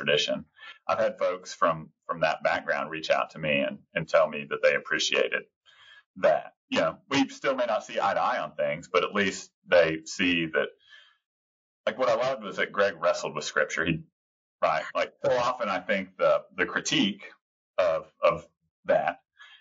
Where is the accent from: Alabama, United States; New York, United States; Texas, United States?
Texas, United States; I'm a Texan